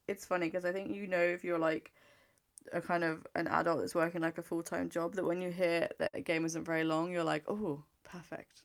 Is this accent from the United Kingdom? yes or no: yes; England, United Kingdom; I'm English.